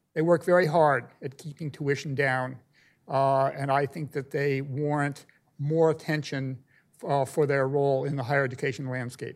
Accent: California, United States; moved away; my home state, California, where I went through third grade through high school

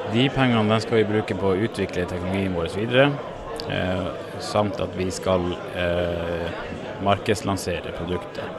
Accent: Norway; jeg ble født på Lopphavet. Okay. I en leggeskyssbåt på vei til Hamar sykehus

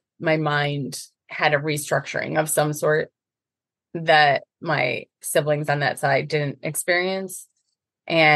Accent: Northern Illinois, United States; moved away; I was raised in Northern Illinois

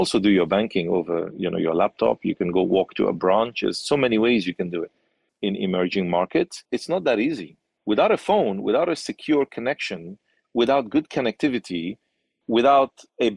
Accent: Nigeria; growing up in Nigeria

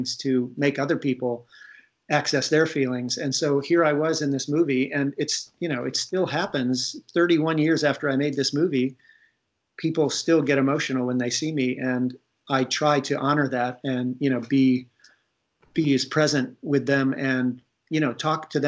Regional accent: Ohio, United States; moved away; I'm from Ohio

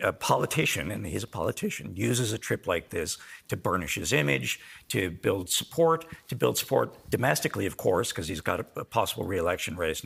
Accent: United States; now in Ireland; as an American

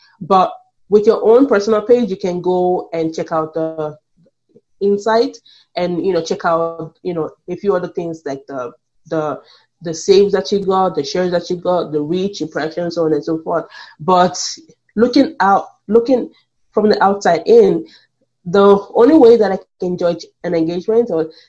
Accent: Canada; Because as a Canadian, I can see it already.

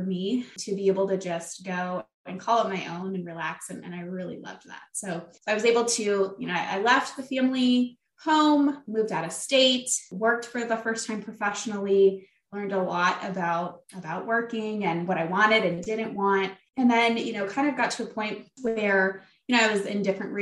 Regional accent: Flint, Michigan, United States; moved away as an adult; I'm from the area of Flint, Michigan

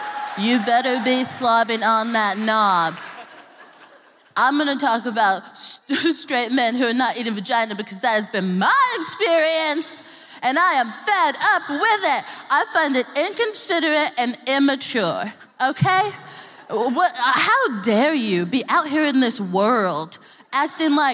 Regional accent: Texas, United States; now in United Kingdom; I'm from Texas, which is a piece of shit.

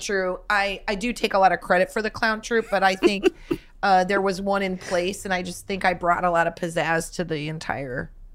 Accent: Midwest, United States; moved away; growing up in the Midwest during summers

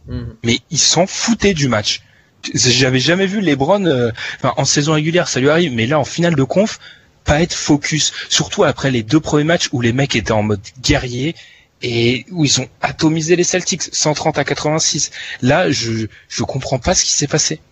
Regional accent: France

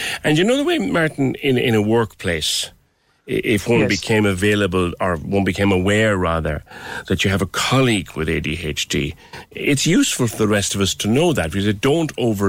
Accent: Mayfield, Munster, Ireland; I'm originally from Mayfield. Even the shopping centre there has lots of bins outside, and that's now a wealthy area.

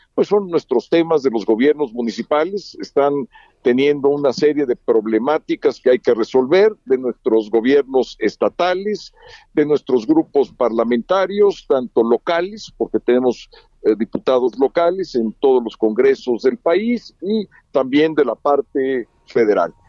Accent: Mexico; somos mexicanos

